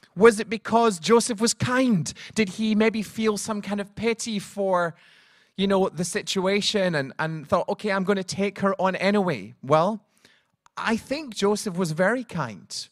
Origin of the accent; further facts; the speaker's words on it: Scotland, United Kingdom; now in Cardiff, United Kingdom; I'm from Scotland